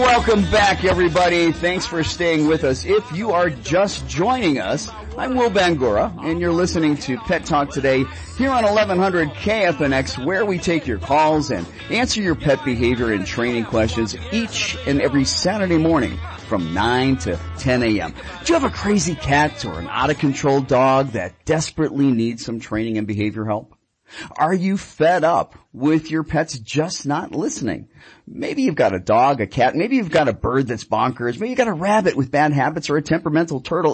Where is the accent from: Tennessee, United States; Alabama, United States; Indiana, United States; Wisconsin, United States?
Wisconsin, United States; Milwaukee; now in Phoenix, United States; I'm from Milwaukee